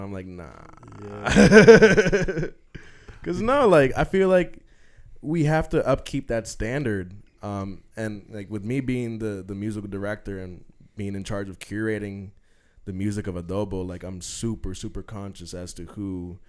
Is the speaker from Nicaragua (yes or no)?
yes; Nicaragua; I'm from Nicaragua.